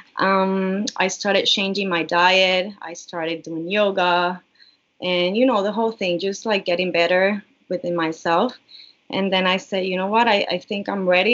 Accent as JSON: {"language": "English", "country": "Puerto Rico", "tie": "born or raised there", "also_born_or_lived": "Miami", "moved": "as an adult", "said": "I was born and raised in Puerto Rico. So, I've been here in Puerto Rico for all my life"}